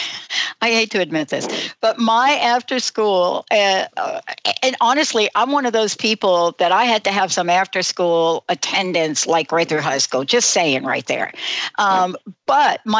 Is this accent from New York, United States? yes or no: yes; New York City, New York, United States; now in Washington, United States; I grew up in the Bronx